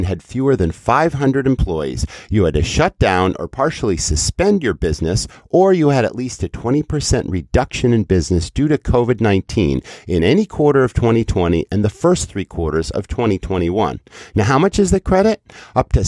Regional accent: Western Massachusetts, United States; as a kid growing up in Western Massachusetts

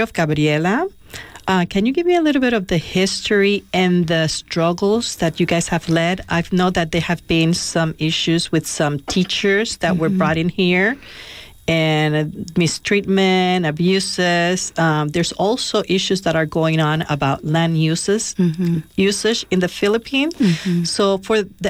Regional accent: Puerto Rico; moved away; I'm originally from Puerto Rico

